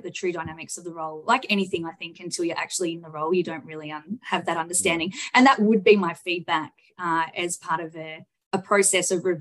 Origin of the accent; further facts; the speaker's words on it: Bendigo, Victoria, Australia; also born or lived in Macedon Ranges; From Central Victoria, born and bred in Bendigo